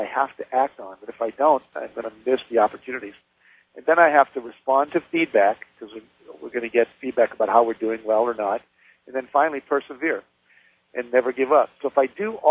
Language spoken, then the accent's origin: English; West Virginia, United States; I grew up in West Virginia.